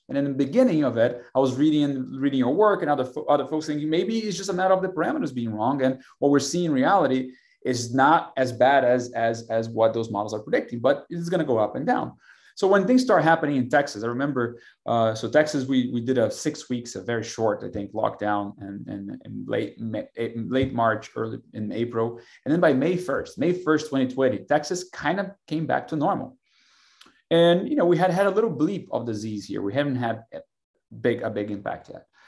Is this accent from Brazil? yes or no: yes; Brazil; now in Austin, United States; I'm from Brazil originally